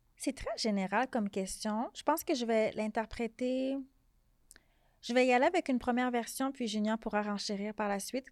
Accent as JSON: {"language": "French", "town": "Montreal", "region": "Quebec", "country": "Canada", "tie": "born or raised there", "said": "je suis née à Montréal"}